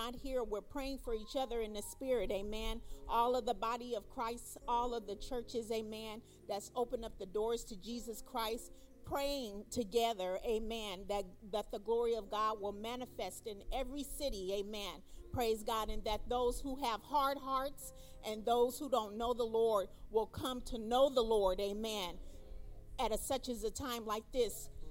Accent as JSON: {"language": "English", "town": "Long Beach", "region": "California", "country": "United States", "said": "I'm from Long Beach, California"}